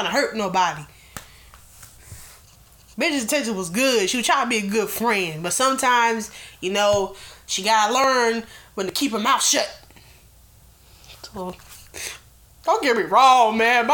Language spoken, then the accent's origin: English; United States; I was born in America, I was raised in America, I'm going to die in America.